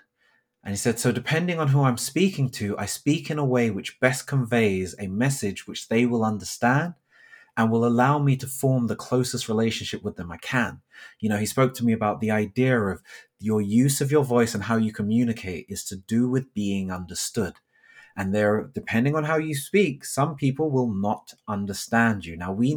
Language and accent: English; Thornton Heath, London, United Kingdom; So for myself, I grew up in South London. I grew up in an area called Thornton Heath, and I can barely remember the accent I had at that point growing up.